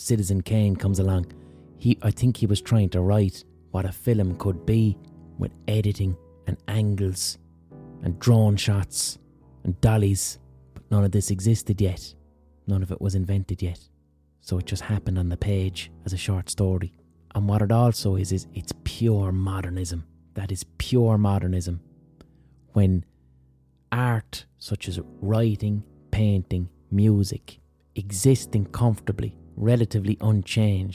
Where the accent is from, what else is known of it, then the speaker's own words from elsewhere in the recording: Ireland; As Irish people